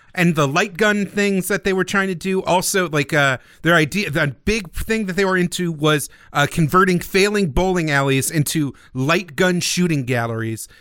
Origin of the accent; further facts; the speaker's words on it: United States; being an American Nintendo fan in early childhood